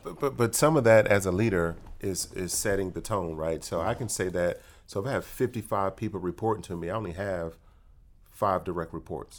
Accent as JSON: {"language": "English", "town": "Detroit", "region": "Michigan", "country": "United States", "tie": "born or raised there", "said": "my emotional intelligence was formed growing up in Detroit"}